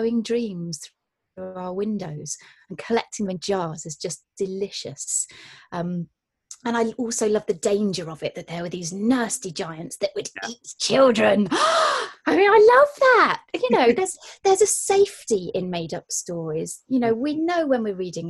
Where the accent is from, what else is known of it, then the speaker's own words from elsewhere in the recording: Gloucestershire, South West England, United Kingdom; I'm from the countryside in Gloucestershire